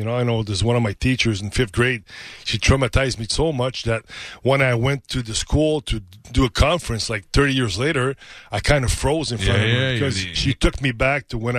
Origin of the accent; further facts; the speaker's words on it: Canada; I'm Canadian, man. I'm Canadian.